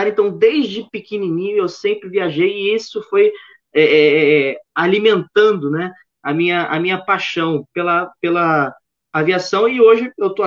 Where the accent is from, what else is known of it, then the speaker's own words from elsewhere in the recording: Rio de Janeiro, Brazil; Então, cara, eu sou, eu acho que pelo meu sotaque, vocês já devem ter reparado que eu sou do, do Rio de Janeiro, sou carioca, nasci